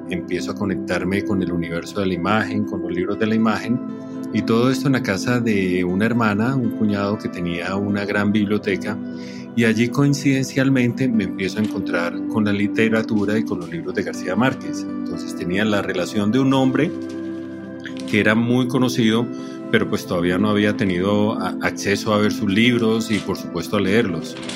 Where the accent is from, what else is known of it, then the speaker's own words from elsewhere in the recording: Colombia; soy fotógrafo colombiano